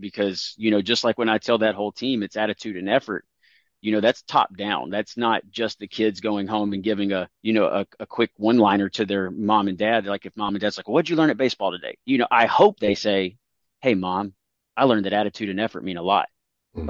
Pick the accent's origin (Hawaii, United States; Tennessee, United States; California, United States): Tennessee, United States; I come from Tennessee